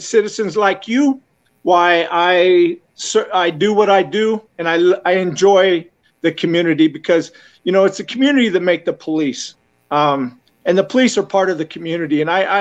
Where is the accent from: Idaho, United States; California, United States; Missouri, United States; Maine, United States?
Idaho, United States; Gooding; moved away as an adult; now in El Paso, United States; I'm originally from Gooding, Idaho. That's where I was raised, and then the military brought me here.